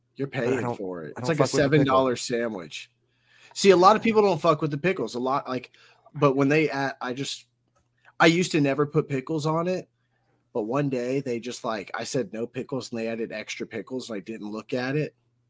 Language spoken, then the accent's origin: English; Georgia, United States; I'm from Georgia. Oh, you're in Illinois. Cool. I'm in Georgia.